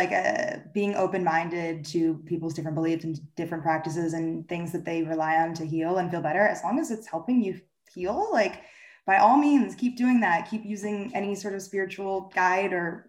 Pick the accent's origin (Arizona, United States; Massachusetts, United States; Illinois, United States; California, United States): California, United States; Bay Area; I grew up in the Bay Area. My parents were big hippies